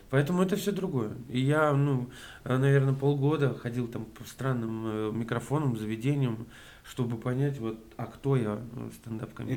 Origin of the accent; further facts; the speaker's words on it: Yazykovo, Bashkortostan, Russia; moved away as an adult; also born or lived in Ufa; now in Moscow, Russia; я родился в Уфе, и мы с семьей переехали как раз, вот я в первый класс пошел, а в поселок. угу. Такой маленький поселок, очень, очень приятно вспоминать его, на самом деле. Жил там